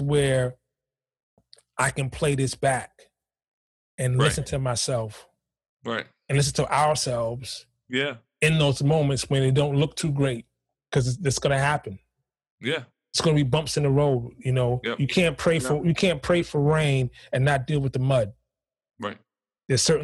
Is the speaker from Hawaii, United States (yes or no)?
no; New York City, New York, United States; I grew up in Harlem